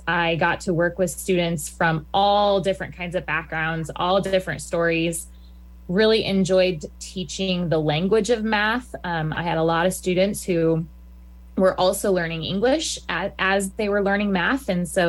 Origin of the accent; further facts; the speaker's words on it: Lincoln, Nebraska, United States; I was born in Lincoln, born and raised, have always been here, and so I love Lincoln. I went to Beatty Elementary School, then Scott Middle School, and then Lincoln High. So I'm a Lincoln High link.